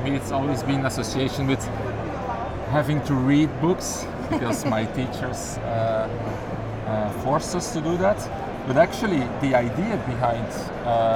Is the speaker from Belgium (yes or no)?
yes; Belgium; from Belgium